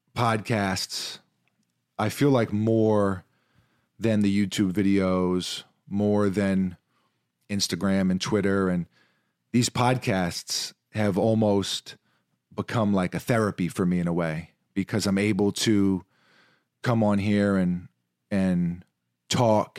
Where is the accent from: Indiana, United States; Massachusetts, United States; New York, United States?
New York, United States; New York City; growing up in New York City, playing basketball from a really young age